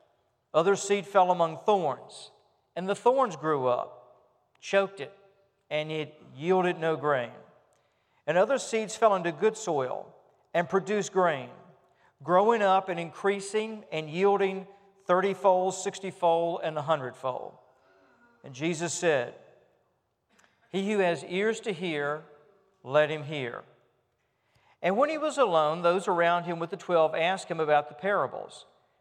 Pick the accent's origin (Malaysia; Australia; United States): United States; Richmond; I remember when I was growing up in Richmond, not in a farming community, but rather in a community where we were trying to get grass to grow in our front yard